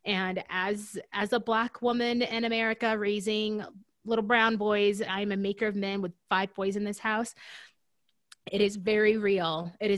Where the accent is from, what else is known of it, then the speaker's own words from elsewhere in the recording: Deep South, United States; because I'm from the Deep South and those roots run deep.